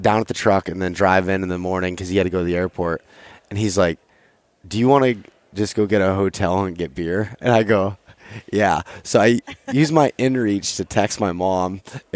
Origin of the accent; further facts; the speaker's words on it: Pennsylvania, United States; moved away; my hometown has a brewery there, and it's famous in Pennsylvania